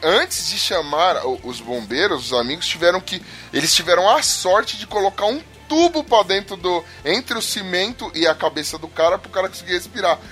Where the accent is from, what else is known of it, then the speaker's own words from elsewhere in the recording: São Paulo, Brazil; Eu sou de Taquera